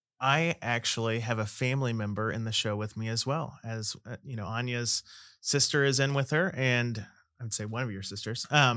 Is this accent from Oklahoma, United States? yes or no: yes; Oklahoma, United States; I'm from Oklahoma